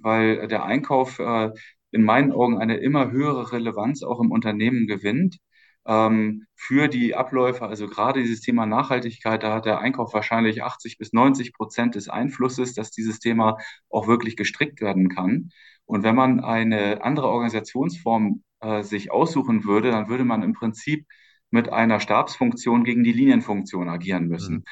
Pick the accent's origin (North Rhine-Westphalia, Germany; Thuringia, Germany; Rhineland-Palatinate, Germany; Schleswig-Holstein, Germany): Schleswig-Holstein, Germany; moved away as an adult; also born or lived in Osnabrück / Stuttgart / Berlin / Santiago de Compostela; Und dann sind meine Eltern nach Schleswig-Holstein gezogen, in den schönen Norden. Mhm. Äh, und ähm, äh, dort bin ich aufgewachsen, habe dort mein Abitur gemacht